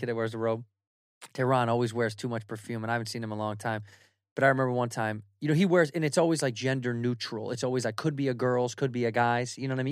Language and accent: English; United States; as an American